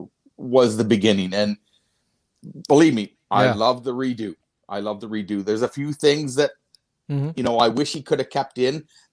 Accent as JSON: {"language": "English", "town": "Wolfe Island", "region": "Ontario", "country": "Canada", "tie": "born or raised there", "said": "I grew up on Wolf Island, which is just off of the shores of Kingston."}